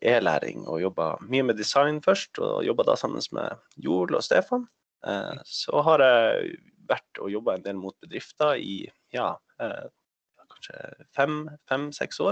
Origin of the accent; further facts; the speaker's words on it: Norway; Swedish is a second language; jag bor i Norge, jag är norsk